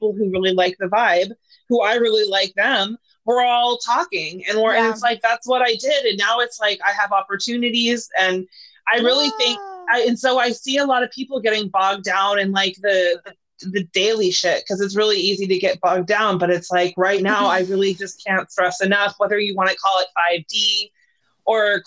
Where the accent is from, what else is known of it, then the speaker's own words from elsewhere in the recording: Northern California, United States; I'm like from Northern California, which is like right by Mount Shasta